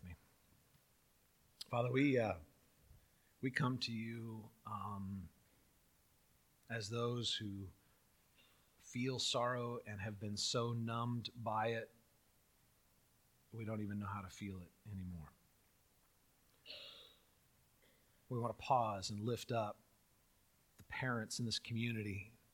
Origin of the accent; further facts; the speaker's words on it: California, United States; I grew up in California doing earthquake drills